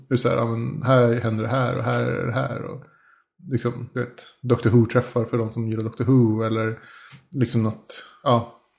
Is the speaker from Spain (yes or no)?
yes; Spain; now in Sweden; när jag var liten och bodde i Spanien